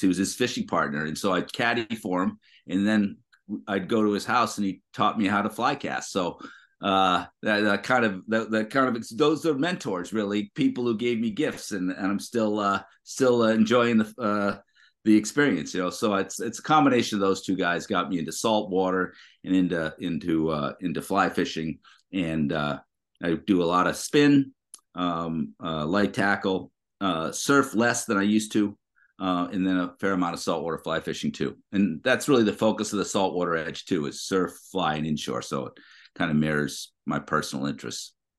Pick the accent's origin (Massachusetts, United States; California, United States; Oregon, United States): Massachusetts, United States; I grew up in Massachusetts